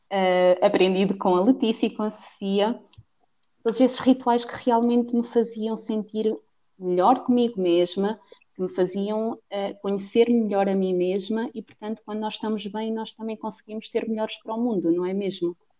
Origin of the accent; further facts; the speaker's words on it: Cantanhede, Centro, Portugal; sou portuguesa, tenho 23 anos e hum, vivo na cidade de Coimbra, no distrito, melhor dizendo, hum, mas a minha cidade mesmo é em Cantanhede